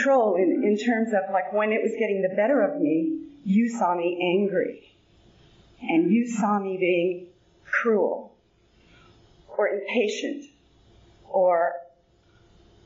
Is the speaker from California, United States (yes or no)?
yes; San Bernardino, California, United States; I was born out in San Bernardino